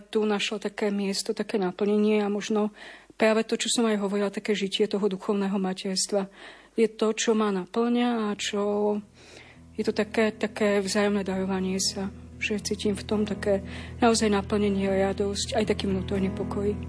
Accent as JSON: {"language": "Slovak", "town": "Machulince", "region": "Nitra Region", "country": "Slovakia", "moved": "yes", "lives_now": "Bratislava, Slovakia", "said": "v dedine, odkiaľ pochádzam, z Machuliniec pri Zlatých Mojavciach"}